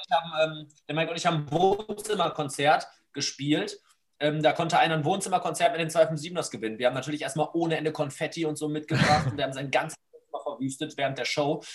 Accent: Essen, North Rhine-Westphalia, Germany; hier bei uns in Essen

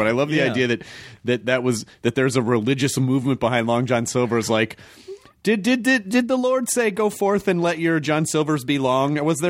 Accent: Memphis, Tennessee, United States; also born or lived in Kentucky; I was born in Kentucky and I grew up in Memphis

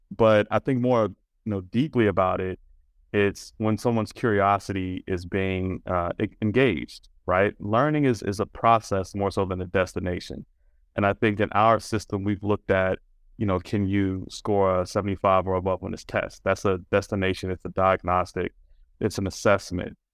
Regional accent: Washington, District of Columbia, United States; That's where I grew up in Washington, D C.

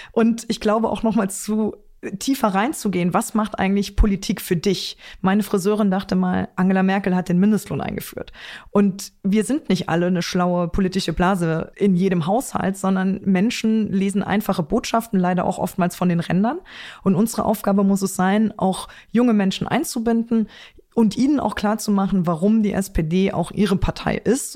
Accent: Trier, Rhineland-Palatinate, Germany; in meiner Heimat

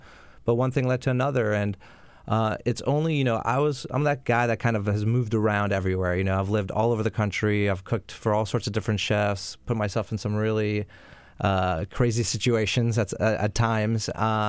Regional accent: Montreal, Quebec, Canada; moved away; also born or lived in Florida; In Montreal. I'm from Montreal. Yeah, so I'm a big Greek family in Montreal in the restaurant business.

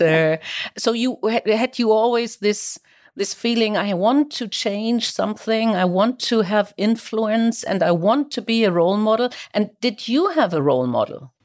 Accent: Kiel, Schleswig-Holstein, Germany; my hometown Kiel

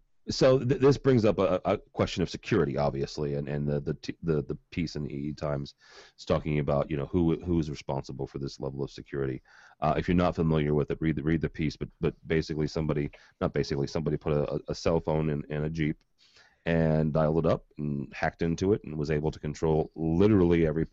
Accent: St. Louis, Missouri, United States; This actually happened in my hometown. {S8} Oh, really? {S6} They physically did this in St. Louis.

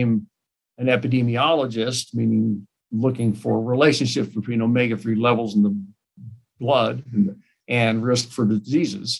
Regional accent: Kansas City, United States; moved away as an adult; now in Sioux Falls, United States; I moved to Kansas City in mid-80s, which is my hometown

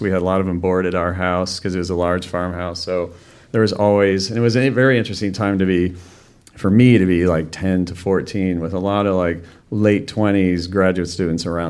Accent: Wisconsin, United States; also born or lived in Illinois; she moved my brother and I to Wisconsin

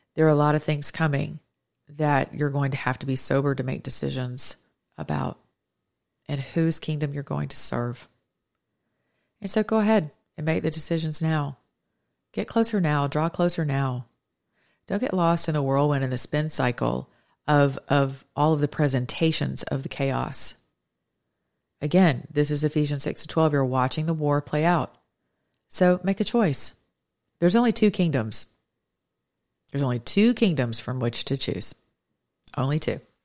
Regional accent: United States; as an American citizen

